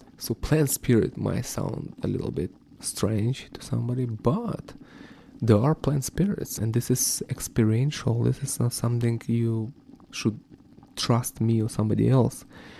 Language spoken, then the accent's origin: English; Ukraine; I'm originally from Ukraine.